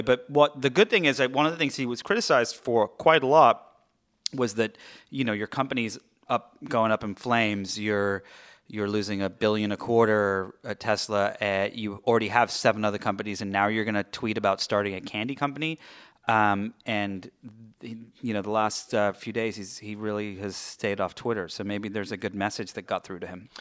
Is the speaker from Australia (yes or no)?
no; England, United Kingdom; now in Los Angeles, United States; I am the Brit